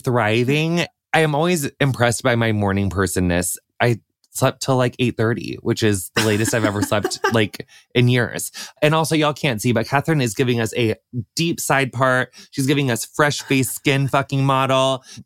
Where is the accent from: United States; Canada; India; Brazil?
United States; Illinois; my hometown is on the Mississippi River, and it's a really small, like, you know, 40,000 people-ish, yep, like rural town on like the west like border of Illinois.